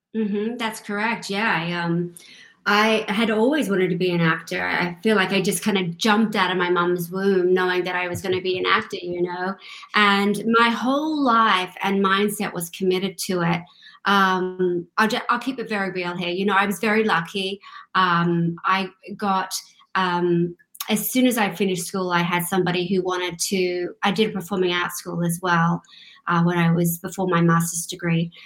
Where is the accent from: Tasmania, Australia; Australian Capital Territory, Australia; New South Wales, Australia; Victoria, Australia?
New South Wales, Australia; Sydney; moved away; also born or lived in London / Glasgow, Scotland; Originally, I'm from Australia grew up in uh, grew up in Australia, Sydney, Australia